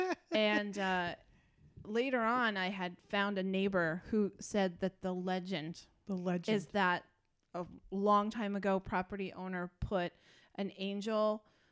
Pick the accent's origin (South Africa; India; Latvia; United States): United States; Dutchess County, New York; we grew up in Dutchess County, and we had a real windy back road behind us